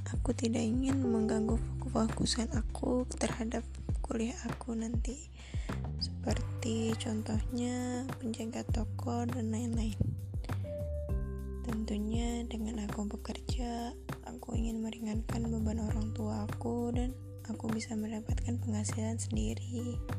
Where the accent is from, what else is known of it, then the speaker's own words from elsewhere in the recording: Lampung, Indonesia; asal dari Lampung, mahasiswa baru di ITERA.